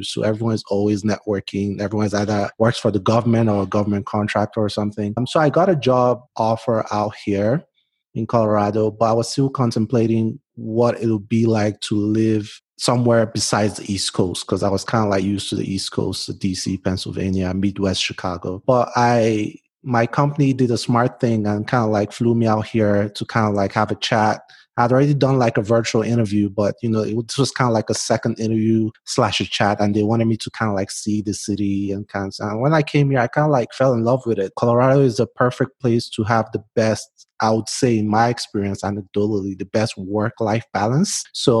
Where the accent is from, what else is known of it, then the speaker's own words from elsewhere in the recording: Port Harcourt, Rivers State, Nigeria; now in United States; I'm Nigerian. I was born in South Nigeria, a state called Port Harcourt, which is like a seaside city.